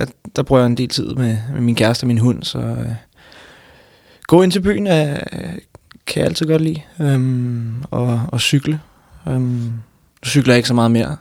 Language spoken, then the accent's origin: Danish; Frederiksberg, Capital Region of Denmark, Denmark; jeg er vokset op... Øh, jeg går nok fra Frederiksberg, men... men øh, så kan man så diskutere, hvad, hvad Frederiksberg er, men, men, men jeg ser mig, hvis jeg, nogen spørger mig, så ser jeg hellere Københavner